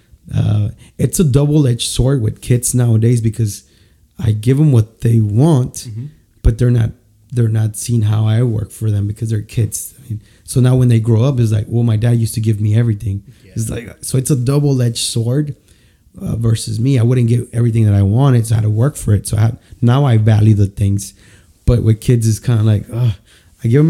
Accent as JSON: {"language": "English", "region": "San Luis Potosí", "country": "Mexico", "moved": "yes", "said": "I'm from San Luis Potosí"}